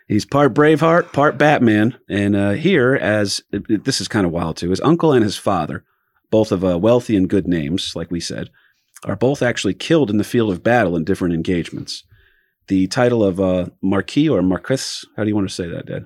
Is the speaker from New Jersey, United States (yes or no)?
yes; New Jersey, United States; I'm a comedian from New Jersey